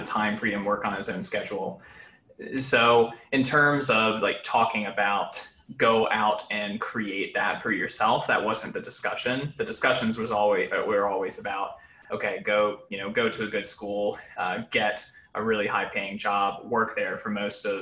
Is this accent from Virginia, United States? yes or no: yes; Mechanicsville, Virginia, United States; I grew up in Mechanicsville, Virginia, which is right outside of Richmond